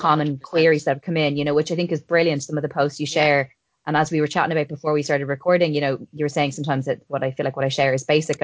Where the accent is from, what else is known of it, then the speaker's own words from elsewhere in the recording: Dublin, Leinster, Ireland; we all go to the same GP in my hometown in Dublin